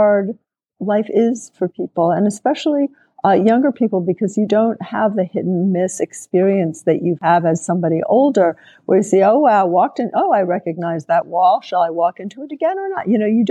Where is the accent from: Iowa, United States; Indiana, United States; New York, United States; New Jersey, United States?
New York, United States; New York City; I grew up in New York City